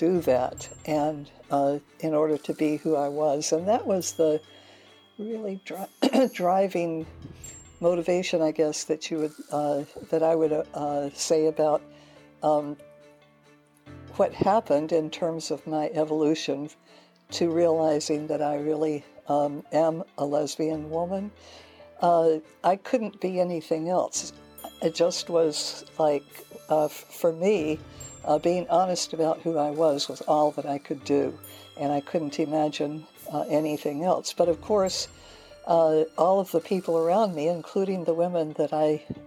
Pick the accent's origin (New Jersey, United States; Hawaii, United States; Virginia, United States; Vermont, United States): Hawaii, United States; Hilo; moved away; I grew up in Hilo, Hawaii